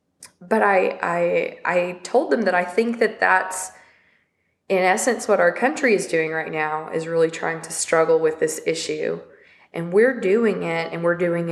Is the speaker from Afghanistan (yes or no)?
no; Little Rock, Arkansas, United States; we're from St. Teresa's. We're from 72209